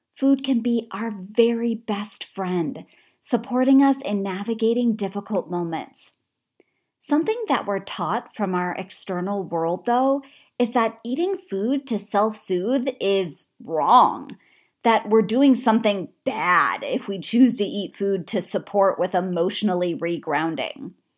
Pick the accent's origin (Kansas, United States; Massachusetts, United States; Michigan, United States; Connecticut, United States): Connecticut, United States; I grew up in Connecticut